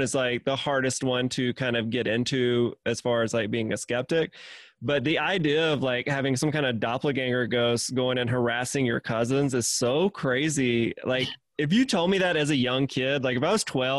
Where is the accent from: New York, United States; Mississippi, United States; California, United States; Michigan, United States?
Mississippi, United States; I'm originally from Mississippi